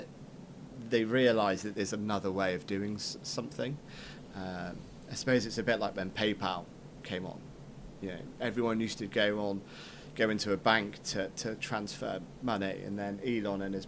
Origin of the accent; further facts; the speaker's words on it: Cornwall, South West England, United Kingdom; I grew up in Cornwall chasing cows around the field.